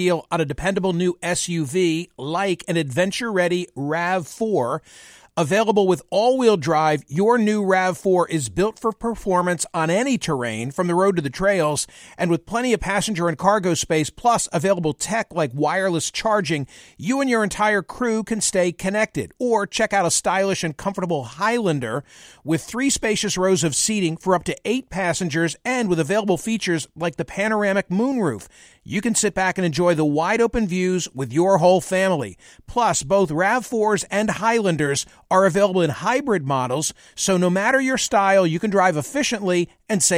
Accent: United States; as an American

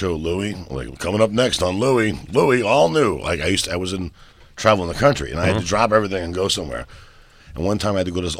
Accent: New York, United States; accent: New York; he likes my New York accent

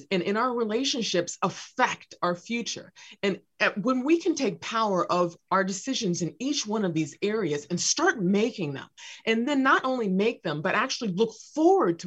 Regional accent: Los Angeles, California, United States; I was raised near South Central Los Angeles

